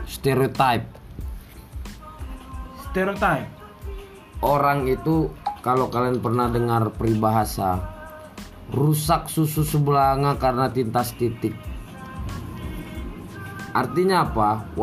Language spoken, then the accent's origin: Indonesian; North Sumatra, Indonesia; pada dasarnya saya sebagai orang Batak